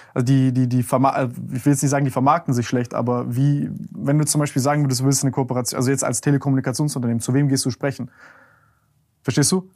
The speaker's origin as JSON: {"language": "German", "country": "Germany", "said": "wir als Deutsche in Deutschland"}